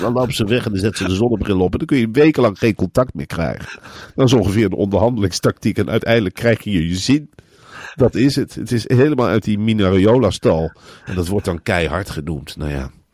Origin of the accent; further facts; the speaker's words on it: Emmen, Drenthe, Netherlands; Ik kom uit Emmen. De slechtste plek om te wonen in Nederland. Ik kom niet eens uit een mooie wijk in Emmen